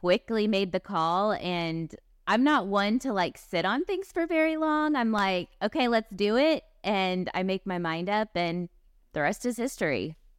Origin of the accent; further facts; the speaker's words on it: Kansas City, Missouri, United States; I grew up in Kansas City, Missouri.